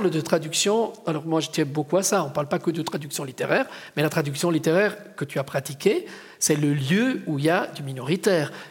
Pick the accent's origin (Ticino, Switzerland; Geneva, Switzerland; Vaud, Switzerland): Ticino, Switzerland; je voudrais revenir un moment avec Maurice sur cette question de je viens du Tessin.